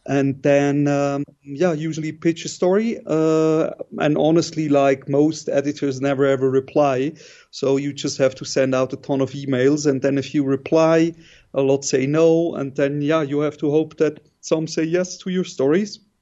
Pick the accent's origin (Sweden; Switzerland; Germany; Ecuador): Switzerland; moved away as an adult; now in Kabul, Afghanistan; I was born and raised in Switzerland, uh, studied also there.